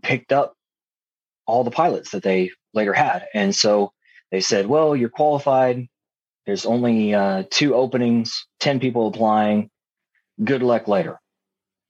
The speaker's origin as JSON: {"language": "English", "area": "east of Dallas", "region": "Texas", "country": "United States", "tie": "born or raised there", "said": "I was raised in Texas, on a cattle ranch, east of Dallas area"}